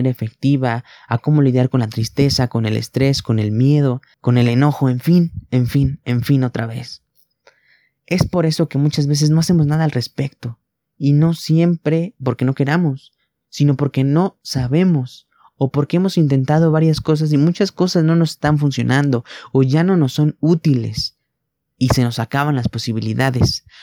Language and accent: Spanish; Mexico; Tan solo en mi país, en México, al menos 16 millones de personas padecen trastornos de ansiedad generalizada y depresión.